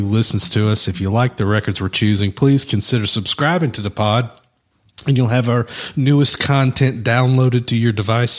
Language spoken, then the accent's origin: English; London, United Kingdom; accent: Cockney; well, it's talking my Cockney accent, whatever that is.